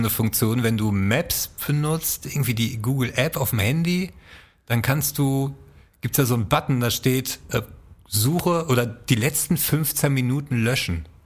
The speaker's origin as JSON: {"language": "German", "region": "North Rhine-Westphalia", "country": "Germany", "said": "ich bin ein Kneipenkind. ich komme aus dem Ruhrgebiet."}